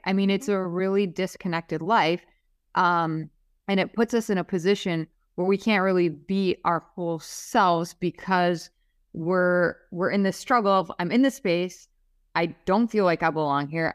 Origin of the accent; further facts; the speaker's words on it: Minnesota, United States; moved away as an adult; now in Miami, United States; I'm from Minnesota, right? And I came to Miami for a bunch of reasons